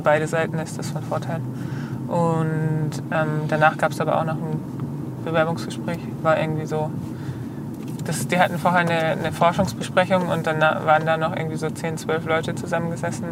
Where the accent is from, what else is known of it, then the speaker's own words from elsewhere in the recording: Bad Rappenau, Baden-Württemberg, Germany; also born or lived in Heilbronn; bin ich aufgewachsen in der Nähe von Bad Rappenau